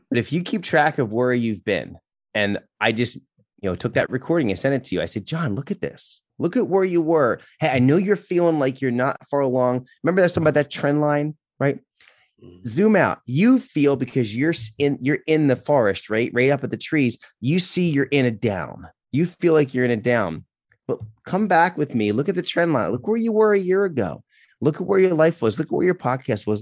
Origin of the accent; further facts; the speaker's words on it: Philadelphia, Pennsylvania, United States; moved away as an adult; also born or lived in South Carolina / New York; We're from the Philadelphia area